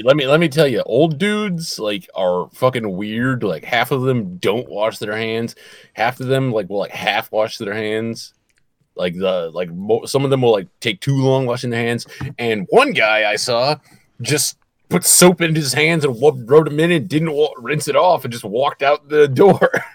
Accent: Michigan, United States; I'm from Michigan

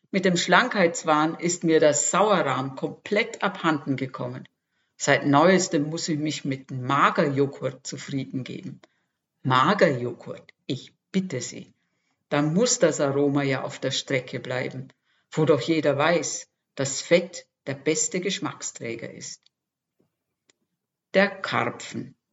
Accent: Austria; Geboren und aufgewachsen bin ich in Österreich. Nach einigen Bürojahren im In- und Ausland hat es mich der Liebe wegen nach Franken verschlagen.

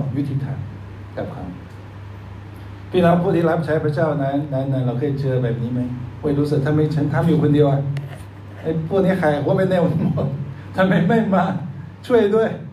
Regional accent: China; ตอนเด็กๆผมเปิดหน้าต่างอยู่ประเทศจีนก็เห็นหิมะเต็ม

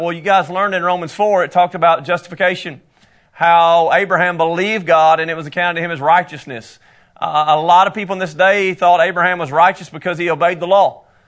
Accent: United States; accent: country; my country accent

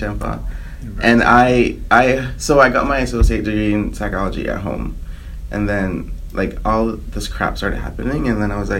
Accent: Belize; moved away as an adult; now in United States; Yeah, I grew up in Belize. I moved to the U.S. when I was 19.

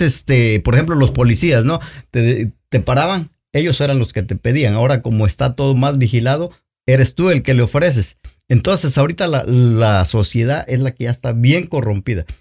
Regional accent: Oaxaca, Mexico; now in United States; yo soy de Oaxaca

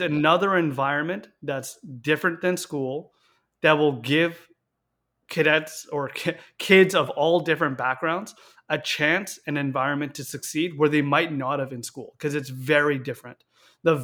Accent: Victoria, British Columbia, Canada; I was born and raised in Victoria, BC

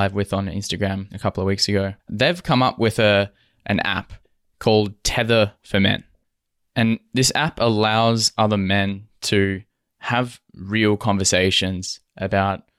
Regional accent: Western Australia, Australia; also born or lived in Toronto; as a man growing up in Western Australia

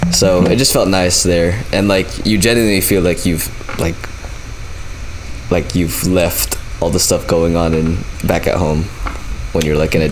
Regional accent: Philippines; living there and being Filipino

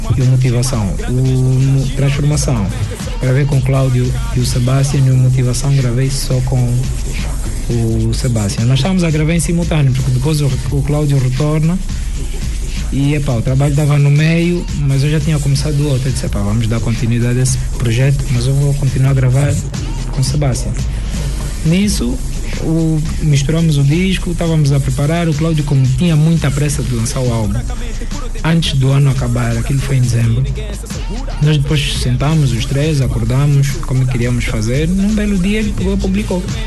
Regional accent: Angola; somos angolanos

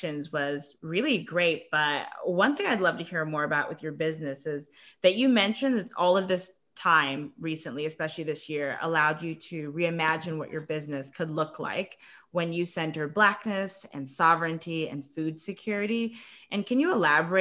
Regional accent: Grenada; moved away; also born or lived in Boston; My parents are from Guyana, and I was born in Grenada

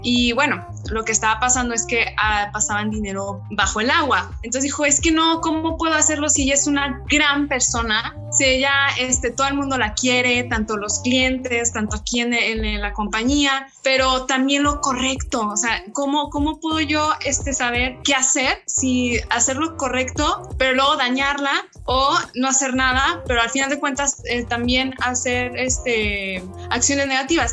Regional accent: Mexico; como cultura mexicana

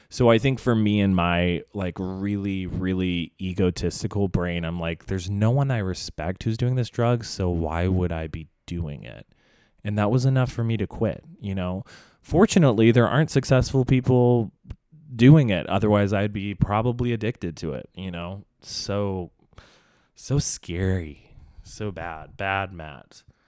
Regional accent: Indonesia; now in Los Angeles, United States; growing up in Indonesia

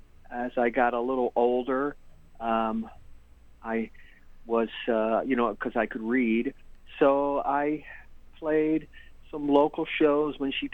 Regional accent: Detroit, Michigan, United States; moved away as an adult; also born or lived in Hollywood; I'm born and raised in Detroit

